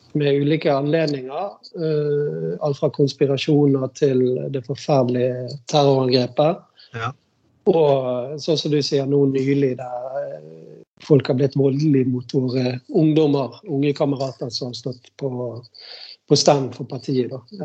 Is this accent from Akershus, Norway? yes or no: no; Bergen, Vestland, Norway; jeg er oppvokst i Hjalmaren